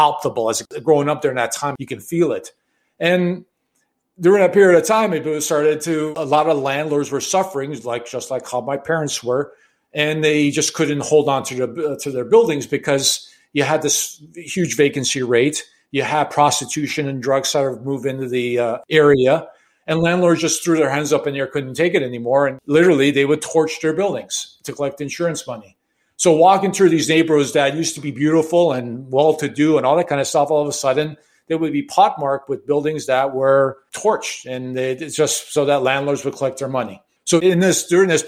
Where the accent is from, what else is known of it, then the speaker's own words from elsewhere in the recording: Chicago, Illinois, United States; I was born and raised in Chicago in the late 60s, 70s